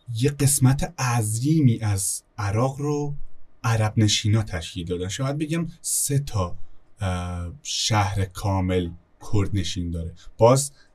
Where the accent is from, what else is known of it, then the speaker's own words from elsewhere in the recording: Kurdistan, Iran; first language Kurdish; Persian is a second language; اهل مدیوانیم دیگه اهل کردستانیم